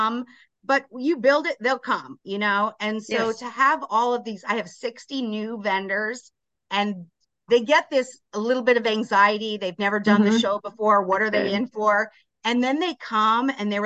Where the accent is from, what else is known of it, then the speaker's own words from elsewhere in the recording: Las Vegas, Nevada, United States; now in Grand Ledge, United States; I'm from Vegas